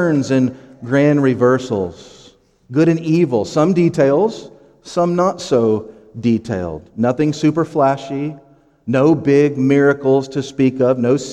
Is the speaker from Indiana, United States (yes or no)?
yes; Lowell, Indiana, United States; also born or lived in Crown Point, Indiana / Hammond, Indiana / Gary, Indiana; I grew up in Lowell. I went to middle school there, high school, and graduated